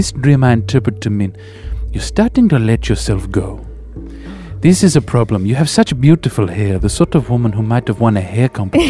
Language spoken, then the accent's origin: English; Adelaide, South Australia, Australia; I'm like Sia, like I'm from Adelaide, but no one knows why I sound like I do.